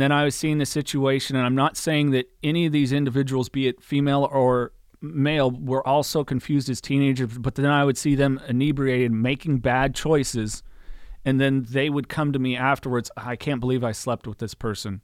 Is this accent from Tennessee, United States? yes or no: no; Aromas, California, United States; also born or lived in Salinas, California; I was born in Salinas, and I grew up in a little town called the Aromas on a, like, a ranch property that my parents had